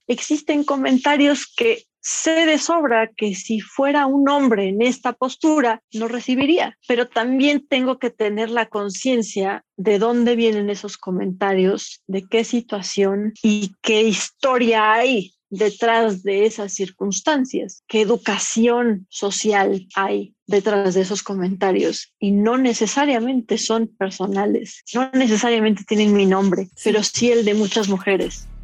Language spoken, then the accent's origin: Spanish; Mexico; como mujer, como mexicana, joven